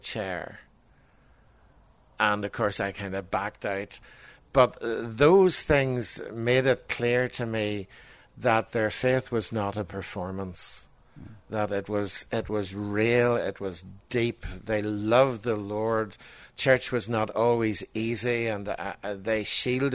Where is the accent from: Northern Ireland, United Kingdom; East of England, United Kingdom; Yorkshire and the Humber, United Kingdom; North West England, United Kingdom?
Northern Ireland, United Kingdom; Armagh; also born or lived in Belfast; I was born in Johnson House, up in Belfast. I was brought up in Armagh, ecclesiastical capital of Ireland